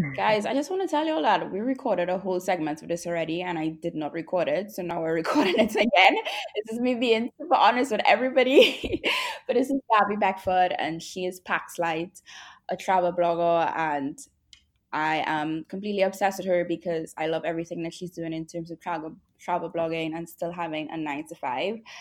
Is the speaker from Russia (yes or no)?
no; Trinidad & Tobago; now in Jamaica; I'm from Trinidad and Tobago, and I'm based in Jamaica